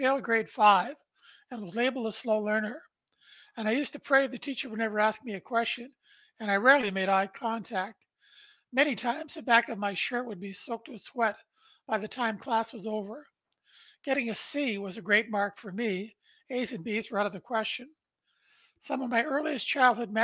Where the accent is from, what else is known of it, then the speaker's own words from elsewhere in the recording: Brantford, Ontario, Canada; I was born in Brantford, Ontario, Canada, on December 1st, 1953. Our family lived in a small two-bedroom post-World War II bungalow where my mom and dad raised three boys.